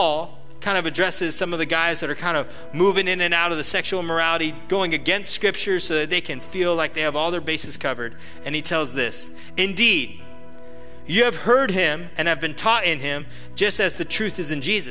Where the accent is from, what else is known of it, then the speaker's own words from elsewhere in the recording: Atascadero, California, United States; I grew up in Atascadero.